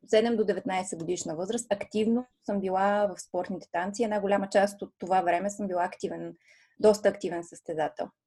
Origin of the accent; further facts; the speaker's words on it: Plovdiv, Plovdiv Province, Bulgaria; една от големите школи по балет в Пловдив, откъдето съм аз родом